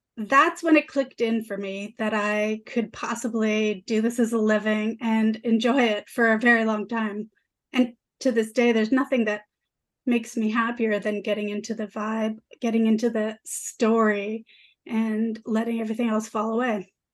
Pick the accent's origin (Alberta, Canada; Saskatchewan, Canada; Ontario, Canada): Ontario, Canada; Toronto; also born or lived in Vancouver; I grew up in Parkdale, downtown Toronto